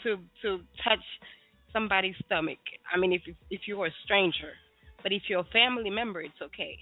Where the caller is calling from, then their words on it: Port-au-Prince, Ouest, Haiti; I'm here. I'm calling from Haiti, actually.